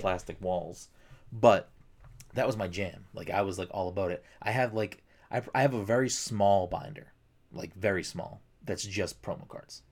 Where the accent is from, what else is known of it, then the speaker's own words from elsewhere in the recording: Chelsea, Massachusetts, United States; in my town growing up in Chelsea